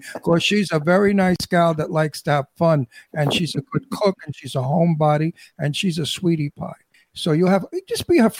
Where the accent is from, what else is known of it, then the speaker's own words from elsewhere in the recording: New York City, New York, United States; I'm pushy because I'm from Brooklyn.